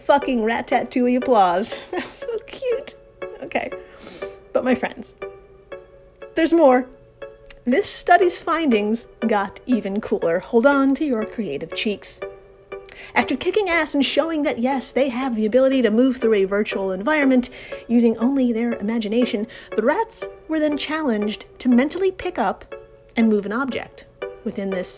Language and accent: English; New York, United States; I'm from New York